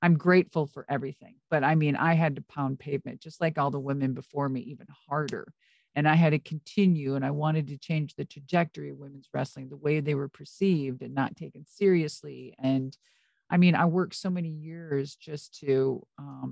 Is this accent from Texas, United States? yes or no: no; Minnesota, United States; moved away; I'm from Minnesota.